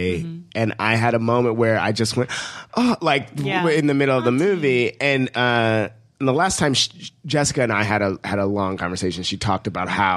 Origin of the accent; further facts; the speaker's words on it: Ohio, United States; I'm from Ohio